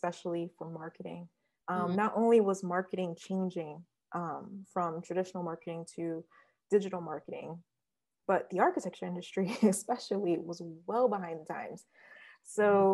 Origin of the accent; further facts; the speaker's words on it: Detroit, Michigan, United States; also born or lived in Ithaca, New York; now in Queens, New York, United States; I'm from Detroit, Michigan, originally.